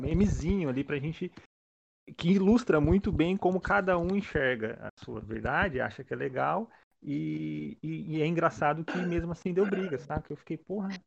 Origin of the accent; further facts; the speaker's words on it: Santo André, São Paulo, Brazil; eu sou daqui de Santo André